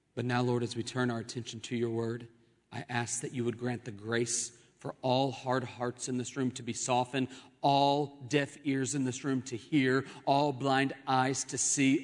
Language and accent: English; Oklahoma City, Oklahoma, United States; Growing up in Oklahoma City, my home